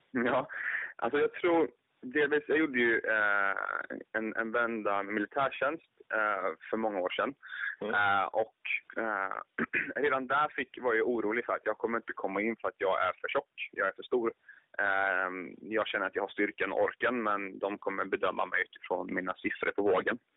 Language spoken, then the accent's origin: Swedish; Jönköping, Jönköping County, Sweden; now in Stockholm, Sweden; jag är född och uppvuxen i Jönköping, men till vardags nu så eh, lever jag i Stockholm